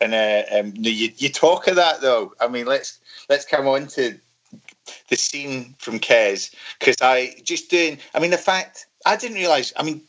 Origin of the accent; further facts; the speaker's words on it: Glasgow, Scotland, United Kingdom; growing up in Glasgow